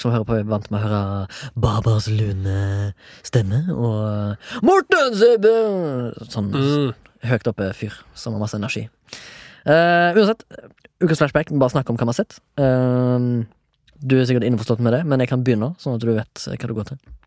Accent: Haugesund, Rogaland, Norway; Jeg er fra Haugesund, 34 år

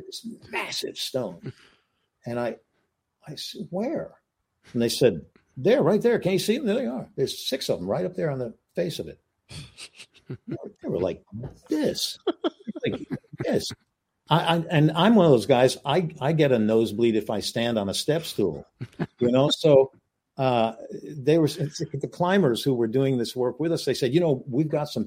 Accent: King Ranch area, Texas, United States; now in Los Angeles, United States; my childhood in Texas. I was raised around the King Ranch area

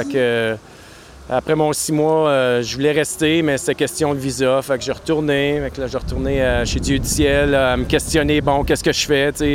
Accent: Maniwaki, Quebec, Canada; moved away as an adult; also born or lived in Gatineau / Montreal / Japan; je viens de Gatineau, d'ailleurs. je viens de Maniwaki. Je suis né à Maniwaki

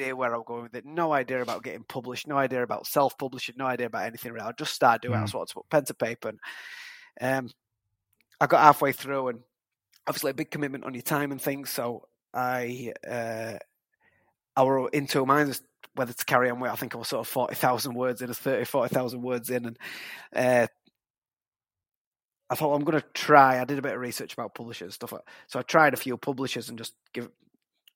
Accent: Huddersfield, Yorkshire and the Humber, United Kingdom; I'm from Huddersfield. I live in Huddersfield now

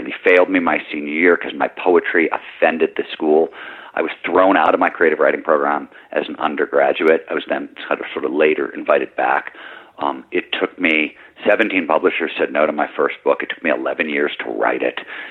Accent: Midwest, United States; I grew up in the Midwest

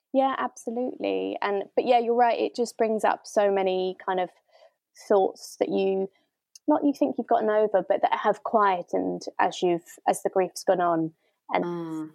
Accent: Bristol, South West England, United Kingdom; I am from Bristol.

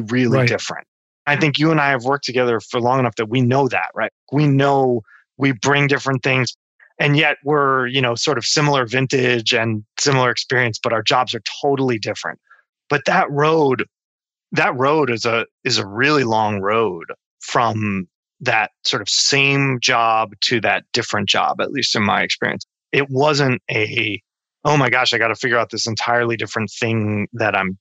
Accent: New Jersey, United States; moved away as an adult; also born or lived in Brooklyn, New York; now in Seattle, United States; I'm from New Jersey, that was where my family was

